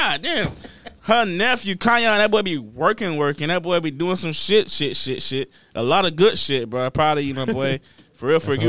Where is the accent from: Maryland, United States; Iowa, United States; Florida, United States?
Florida, United States; Miami; I'm from South Miami.